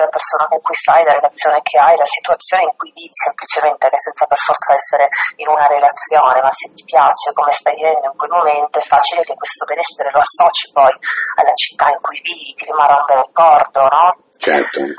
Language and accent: Italian; Trieste, Friuli-Venezia Giulia, Italy; also born or lived in Rome; sono di Trieste, no? quindi un ambiente molto diverso da quello a cui ero abituata a casa